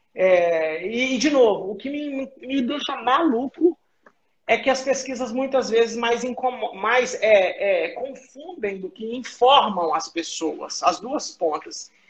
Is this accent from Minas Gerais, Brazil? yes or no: yes; Belo Horizonte, Minas Gerais, Brazil; moved away as an adult; eu sou mineiro de Belo Horizonte, tá? Eu estou em BH, eu saí de BH em 2005